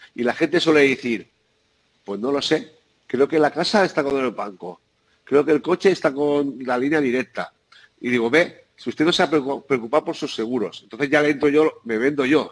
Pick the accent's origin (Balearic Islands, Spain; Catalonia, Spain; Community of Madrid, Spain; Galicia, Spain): Balearic Islands, Spain; San Antonio; yo nací en Ibiza, porque mis padre fue el, primer pintor de coches que llegó a la isla y, y, nací allí. Pero soy ah. vicengo